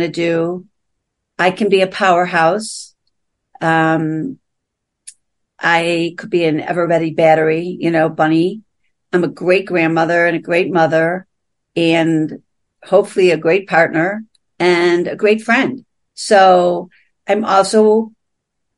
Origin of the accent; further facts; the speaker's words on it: Buffalo, New York, United States; accent: East Coast; moved away as an adult; also born or lived in New Jersey / California; now in Aspen, United States; I grew up in Buffalo.